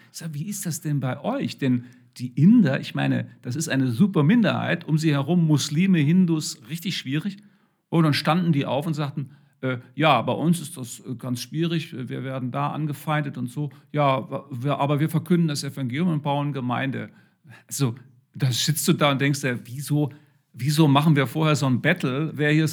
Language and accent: German; Germany; wir neigen als Deutsche sicher sehr dazu, überhaupt das ist ein westliches Denken